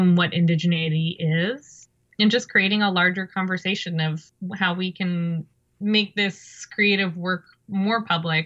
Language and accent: English; Galiano Island, British Columbia, Canada; moved away as an adult; also born or lived in Montreal, Canada; now in Toronto, Canada; growing up in Coast Salish territory and being Coast Salish